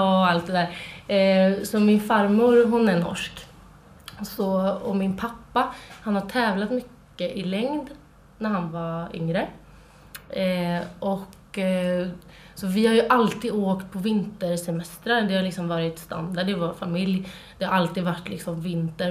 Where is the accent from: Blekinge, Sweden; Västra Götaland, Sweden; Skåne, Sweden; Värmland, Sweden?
Västra Götaland, Sweden; Trollhättan; moved away; Jag eh, kommer från Trollhättan